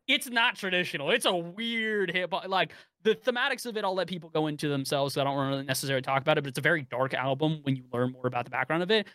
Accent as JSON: {"language": "English", "area": "Bay Area", "region": "California", "country": "United States", "tie": "born or raised there", "said": "I grew up in the Bay Area"}